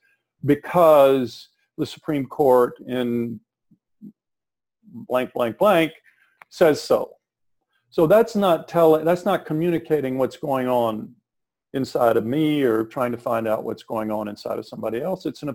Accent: South Texas, United States; I'm from South Texas

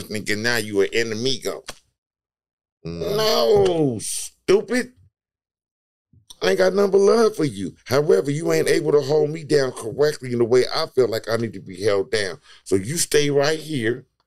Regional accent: Long Beach, California, United States; I'm from Long Beach

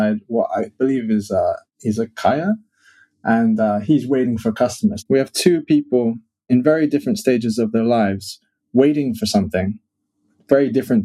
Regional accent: New York City, New York, United States; also born or lived in England; now in Tokyo, Japan; I've lived in various towns and places in England. I grew up in New York City

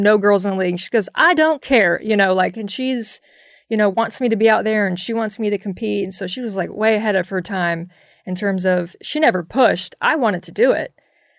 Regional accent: Jacksonville, Florida, United States; I mean, I grew up in an area where, you know, I'm from Jacksonville, Florida. So we're a lot of Seminoles, Gators.

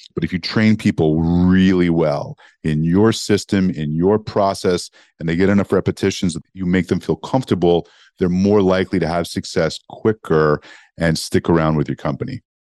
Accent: Montreal, Quebec, Canada; moved away; also born or lived in Toronto; growing up in Montreal, Canada

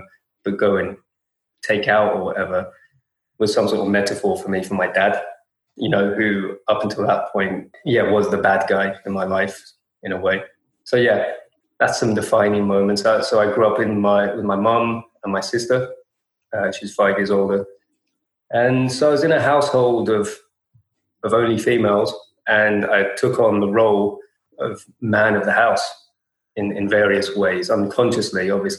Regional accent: London, United Kingdom; London my whole life.

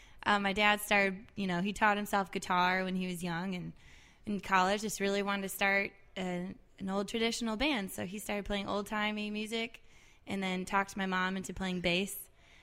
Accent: Manchester, Michigan, United States; moved away as an adult; now in New Orleans, United States; I'm from Manchester, Michigan.

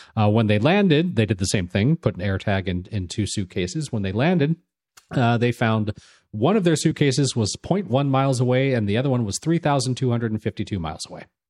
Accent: Los Angeles, California, United States; growing up in Los Angeles and the Los Angeles area

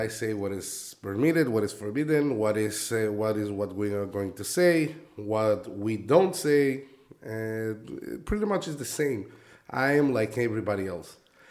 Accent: Mexico City, Mexico; first language Spanish; English is a second language; moved away as an adult; also born or lived in Israel / Barranquilla, Colombia / Los Angeles; I was born and I was raised in Mexico City.

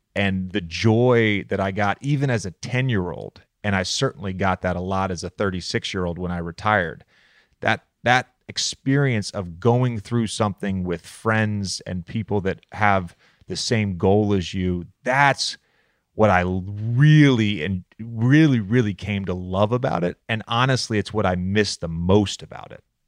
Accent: Roanoke, Virginia, United States; also born or lived in Charlottesville; I grew up in Roanoke, but I also lived in Charlottesville from ages three to seven

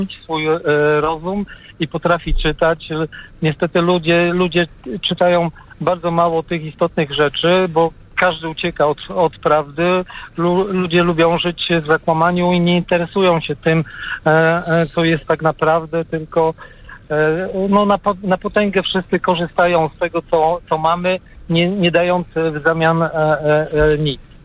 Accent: near Poznań, Greater Poland, Poland; Jestem mm, z okolic, nie z samego Poznania, z okolic Poznania

